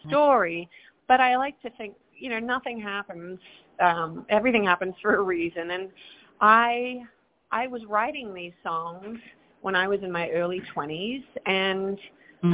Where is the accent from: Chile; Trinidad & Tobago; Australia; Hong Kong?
Australia; Perth, Western Australia; moved away as an adult; now in New York, United States; I am from Perth, Australia, Western Australia, all the way down under